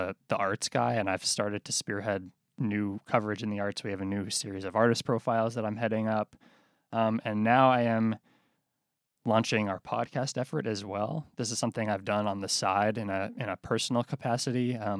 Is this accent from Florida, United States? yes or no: no; Boston, Massachusetts, United States; moved away as an adult; now in Alexandria, United States; Yeah, I'm originally from Boston. I moved down here at the beginning of 2019, actually the end of 2018.